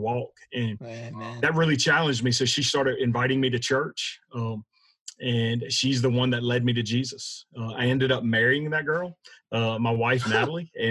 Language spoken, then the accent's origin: English; South Louisiana, United States; Born and raised in South Louisiana